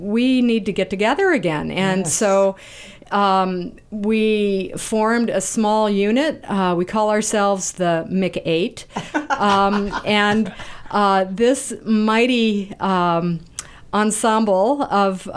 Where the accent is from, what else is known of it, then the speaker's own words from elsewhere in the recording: Pittsburg, Kansas, United States; moved away; at the time, was from Pittsburgh, Kansas, very small town in Kansas